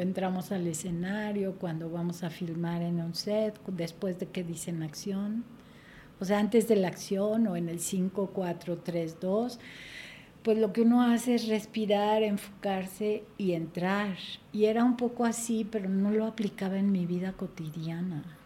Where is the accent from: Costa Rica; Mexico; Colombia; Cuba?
Mexico; Mexico City; Yo nací aquí en la Ciudad de México.